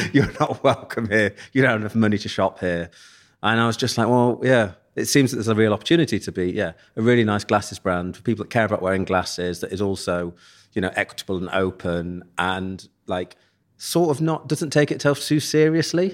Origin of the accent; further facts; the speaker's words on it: Leicester, East Midlands, United Kingdom; moved away as an adult; also born or lived in Nottingham; now in London, United Kingdom; growing up in Leicester